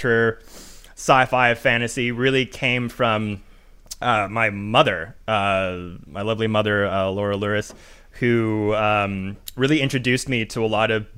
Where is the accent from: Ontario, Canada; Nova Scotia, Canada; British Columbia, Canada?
British Columbia, Canada; Vancouver; I'm from Vancouver, Canada.